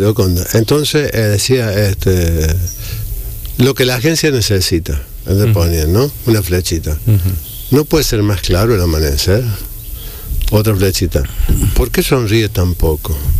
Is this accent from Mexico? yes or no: no; Argentina; moved away as an adult; now in Dominican Republic; mi tierra